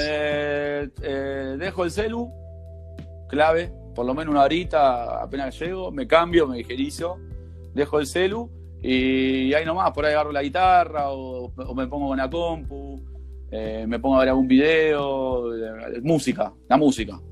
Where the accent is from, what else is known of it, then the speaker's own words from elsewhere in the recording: Villa Sarmiento, Buenos Aires, Argentina; Yo de ahí, mira, hice jardín ahí al lado, la escuela